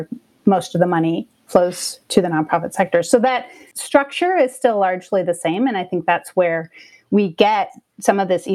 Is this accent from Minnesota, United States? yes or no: yes; Minnesota, United States; now in Austin, United States; I grew up in Minnesota